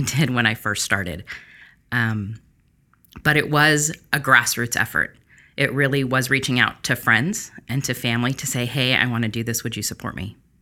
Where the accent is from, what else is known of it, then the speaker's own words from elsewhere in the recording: Long Beach, California, United States; I'm born and raised here in Long Beach